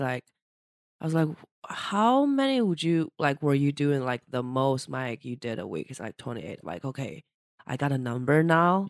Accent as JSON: {"language": "English", "country": "China", "moved": "as an adult", "lives_now": "New York, United States", "said": "I'm a Chinese person from China"}